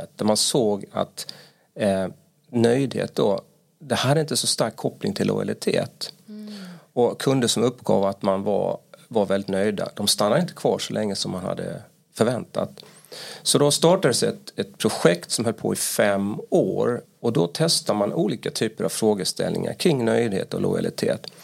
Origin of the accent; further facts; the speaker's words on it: Halmstad, Halland County, Sweden; accent: Halmstad dialect; now in Stockholm, Sweden; Jag kommer från Halmstad kanske kommer höras på min eh, dialekt